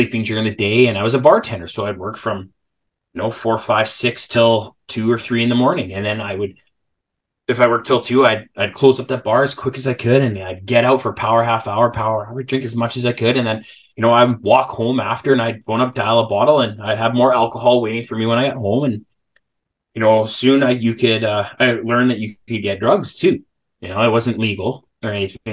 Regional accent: Salmon Arm, British Columbia, Canada; I ended up moving back home. I'm from Salmon Arm, a small town of about 18,000 people.

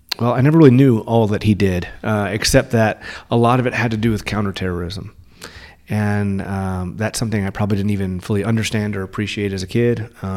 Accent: Spain; born there; And I was born in Spain. My dad was working at a Navy base over there. And we moved around a lot.

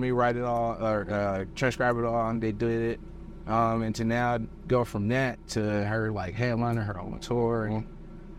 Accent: Milwaukee, Wisconsin, United States; now in Los Angeles, United States; mean I have an accent? Bro, I'm from Milwaukee.

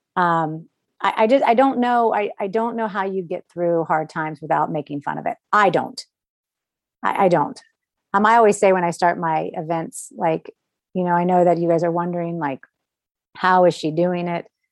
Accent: Orlando, Florida, United States; I grew up in Orlando

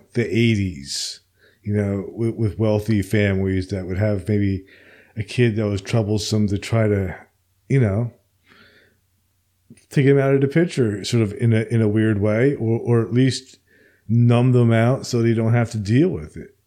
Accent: Princeton, New Jersey, United States; growing up where I grew up in Princeton

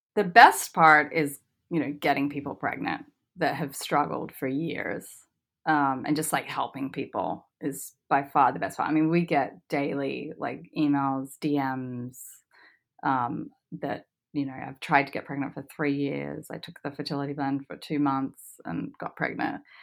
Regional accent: Australia; moved away; I grew up in Australia

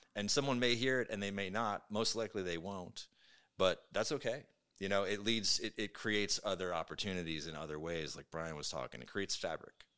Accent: Brooklyn, New York, United States; moved away as an adult; now in Seattle, United States; I was born and raised in Brooklyn.

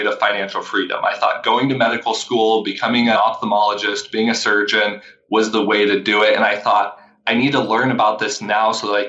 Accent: Vancouver, Washington, United States; I'm from Vancouver, Washington

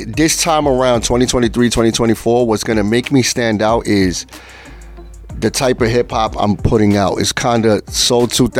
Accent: New York City, New York, United States; first language Spanish; English is a second language; Born here in the Bronx. Well, in the Bronx.

